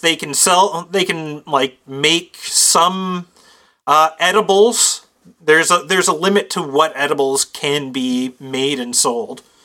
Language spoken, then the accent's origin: English; Canada